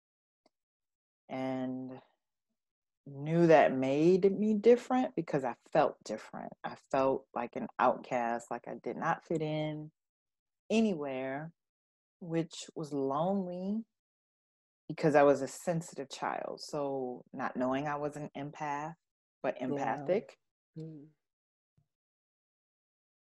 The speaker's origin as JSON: {"language": "English", "region": "Florida", "country": "United States", "tie": "born or raised there", "said": "I grew up in Florida"}